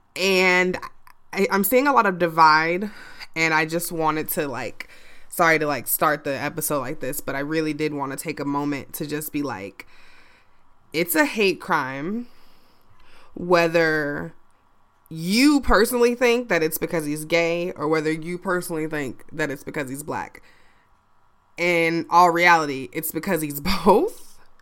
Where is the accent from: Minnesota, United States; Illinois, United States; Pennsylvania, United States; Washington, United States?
Illinois, United States; Chicago; my hometown